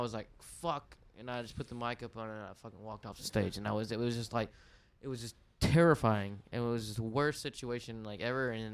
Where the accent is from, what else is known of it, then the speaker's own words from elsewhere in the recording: Kaufman, Texas, United States; I'm from Kaufman